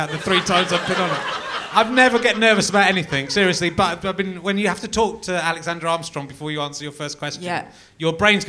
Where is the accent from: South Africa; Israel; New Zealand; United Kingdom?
United Kingdom; near York, Yorkshire and the Humber; I was born near York, so I'm a big fan of York.